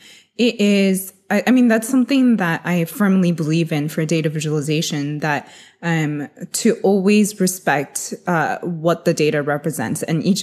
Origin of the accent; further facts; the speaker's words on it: United States; So I'm Chinese American. So growing up, I've always loved like having individualism versus like, you know, having to like fit into a mold.